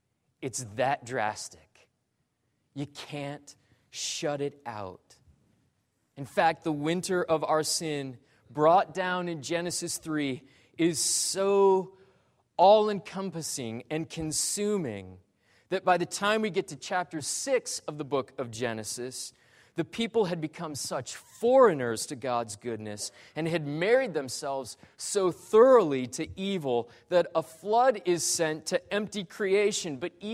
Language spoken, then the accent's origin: English; Great Falls, Montana, United States; born there; I was born in Great Falls, Montana, of all places.